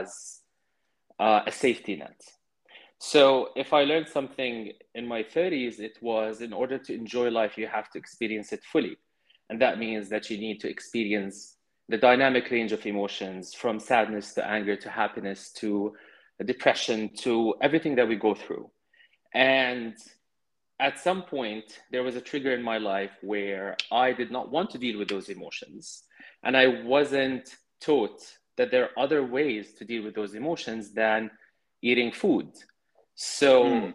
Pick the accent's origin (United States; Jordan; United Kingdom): Jordan; growing up in Jordan